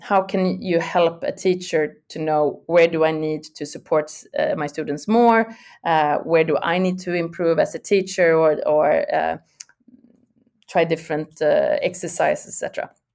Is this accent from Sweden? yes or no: yes; Sweden; I'm from originally born and raised in Sweden